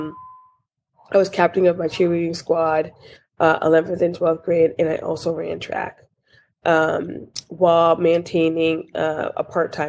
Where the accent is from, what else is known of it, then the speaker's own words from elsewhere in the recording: Newburgh, New York, United States; I am originally from a small town in upstate New York named Newburgh